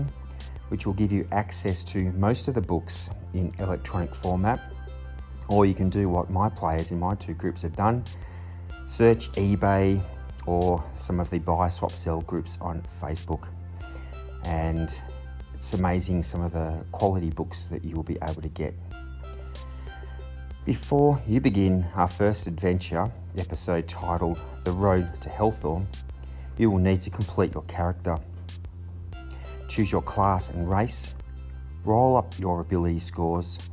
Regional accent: Australia; my hometown here in Australia

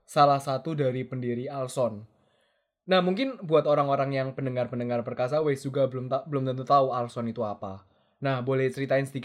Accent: Surabaya, East Java, Indonesia; also born or lived in Taipei, Taiwan; now in Taiwan; berasal dari Surabaya

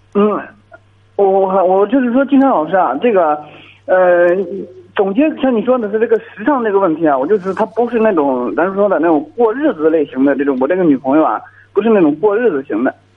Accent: Liaocheng, Shandong, China; 我是聊城的

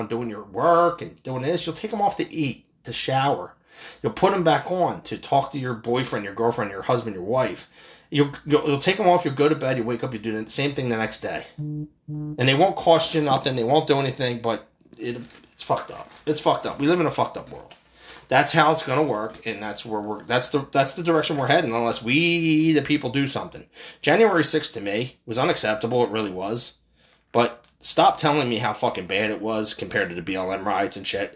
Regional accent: United States; As American people

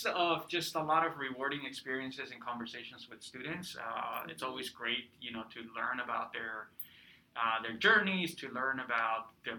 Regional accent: California, United States; also born or lived in Peru; So I'm originally from Peru. I came to the United States when I was about 12 years old. And grew up in Southern California, sunny Southern California. I lived in California for about 15 years, went to undergrad at Loyola Marymount

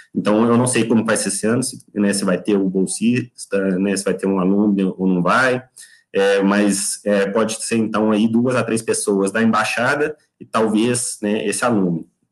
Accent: Belo Horizonte, Minas Gerais, Brazil; moved away as an adult; now in United Kingdom; eu sou mineiro de BH

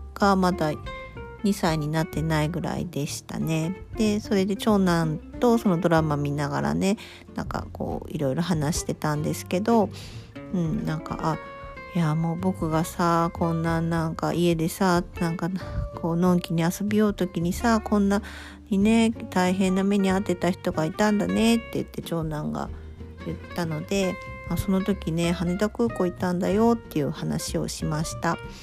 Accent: Kyushu, Japan

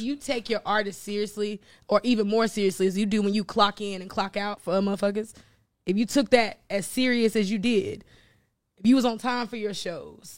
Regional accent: North Carolina, United States; moved away as an adult; also born or lived in Florida / New York / Virginia; I'm from North Carolina, right? Shout out to Greensboro, North Carolina.

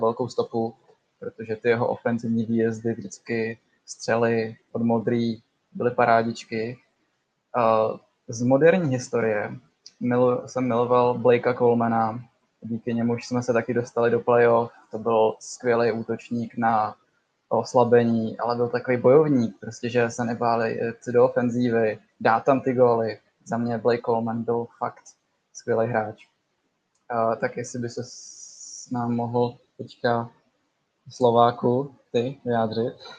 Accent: Kadaň, Ústí nad Labem Region, Czechia; jsem z Kadaně.

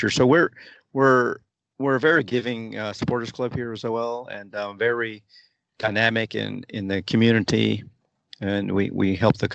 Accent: Austin, Texas, United States; When you go to visit other supporters clubs and you say I'm from Austin, you know you're welcome with open arms

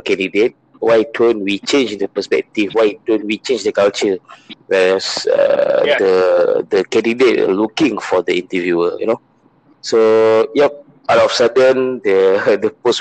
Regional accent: Malaysia; I'm from Malaysia

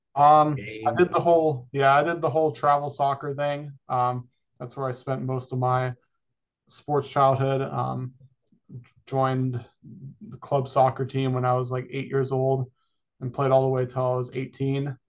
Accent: Folsom, California, United States; moved away as an adult; now in Arizona, United States; born and raised in Folsom, California

